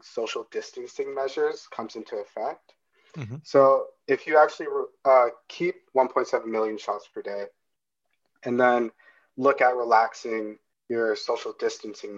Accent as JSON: {"language": "English", "country": "Canada", "said": "as a Canadian"}